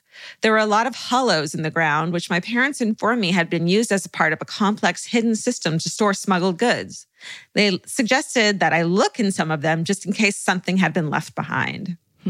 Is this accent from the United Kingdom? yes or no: yes; Wales, United Kingdom; I grew up in South Wales, UK, and when we were kids, my parents would take my sister and I to a lot of historical sites and museums on weekends and during school holidays.